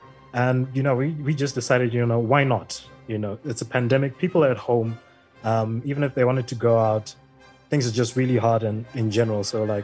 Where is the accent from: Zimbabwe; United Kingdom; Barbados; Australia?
Zimbabwe; I come from Malaya, and I am a part of the marketing, head of the marketing team.